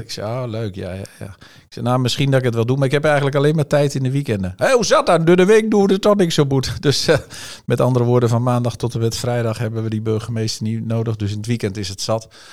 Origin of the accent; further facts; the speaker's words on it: Tubbergen, Overijssel, Netherlands; moved away; also born or lived in Apeldoorn; ik kwam natuurlijk uit Tubbergen, CDA, bolwerk